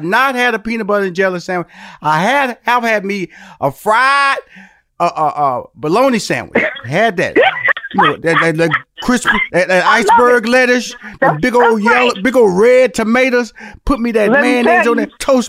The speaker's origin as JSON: {"language": "English", "town": "Houston", "region": "Texas", "country": "United States", "said": "I came from Fifth Ward, which is an inner city, and my parents upgraded a little bit, moved to like a bigger version of the inner city"}